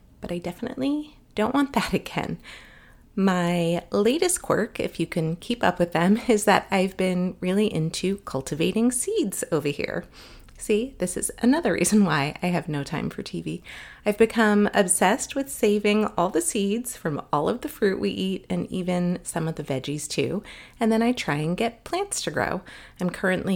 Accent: Los Angeles, California, United States; I was born and raised in Los Angeles

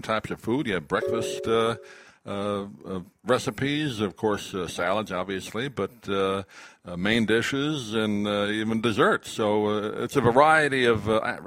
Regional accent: Long Island, New York, United States; I grew up in Long Island

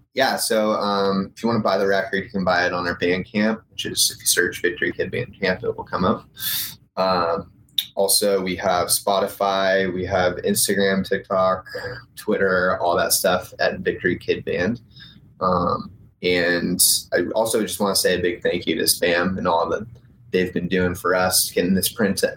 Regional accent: Northern California, United States; also born or lived in New York; now in Los Angeles, United States; I grew up in Northern California

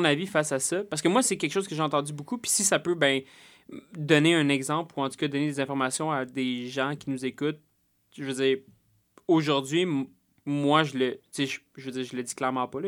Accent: Salaberry-de-Valleyfield, Quebec, Canada; je suis né à Valleyfield

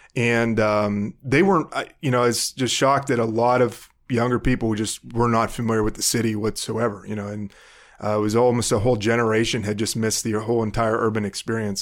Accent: Burgettstown, Pennsylvania, United States; moved away as an adult; now in Cleveland, United States; I grew up in a small town about twenty miles west of Pittsburgh called Burgettstown, Pennsylvania

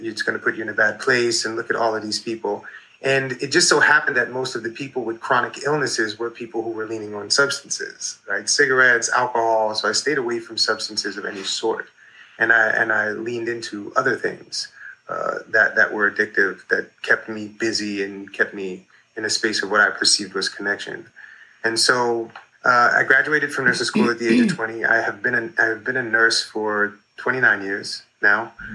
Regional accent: New York, United States; I grew up in New York in the 80s

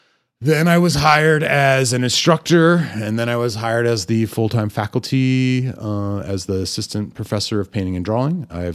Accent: Germany; born there; also born or lived in Amarillo, United States; I took German, which I was born in Germany, and my mother was a German teacher, and that did not stick.

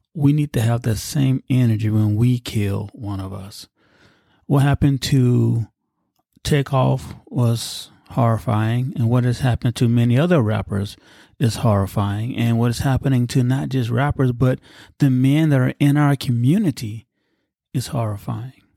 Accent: United States; my experiences as a black American or African American

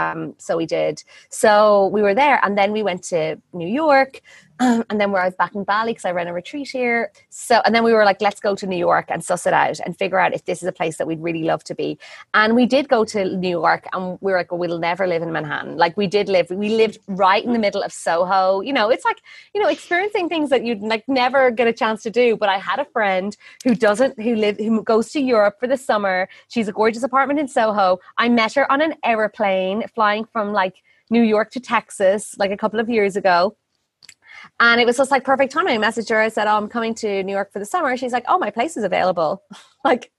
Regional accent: Ireland; moved away as an adult; now in Ubud, Indonesia; I'm Irish.

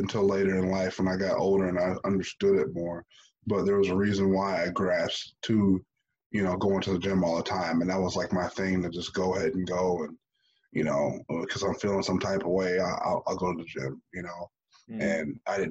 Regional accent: United States; growing up in America, and in the inner city

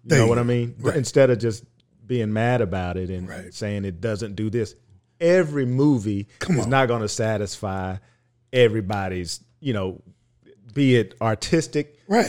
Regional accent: Dallas, Texas, United States; I'm from Oak Cliff. I say Dahomey.

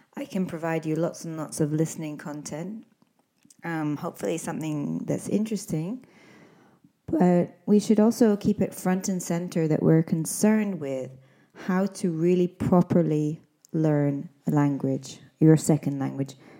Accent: Scotland, United Kingdom; now in Spain; I'm an English teacher from Scotland

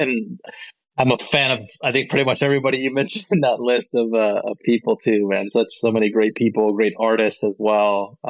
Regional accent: Colombia; moved away; especially when I came to live here from Colombia

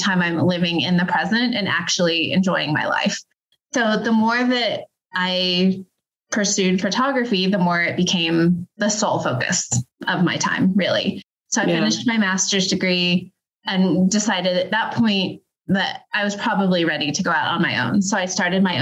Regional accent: Denver, Colorado, United States; I grew up in the Denver metro area

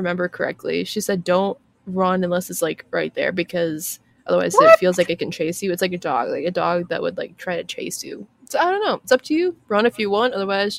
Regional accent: Appalachia, United States; I'm from the Appalachian Mountains.

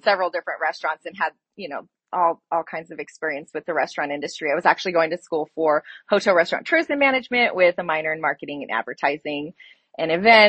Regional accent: Las Cruces, New Mexico, United States; moved away as an adult; now in Logan, United States; born and raised in Las Cruces, my parents had met there going to NMSU, and they had me, they had my younger brother, and we just enjoyed life down there.

